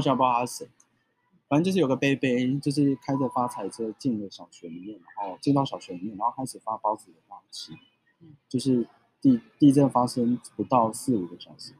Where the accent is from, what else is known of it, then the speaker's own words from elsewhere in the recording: Taichung, Taiwan; 我们家其实就住在太平区的车龙埔这一带